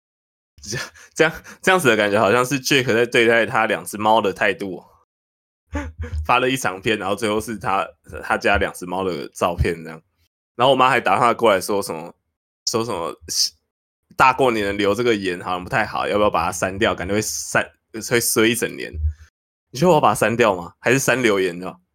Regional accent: Taipei, Taiwan; 我们台北人比较，邻里之间比较冷漠一点

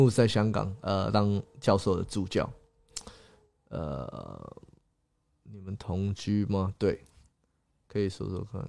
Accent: Singapore; also born or lived in Taiwan / England / Scotland; 台湾出生，OK，新加坡、英国、新加坡、英格兰、苏格兰长大，

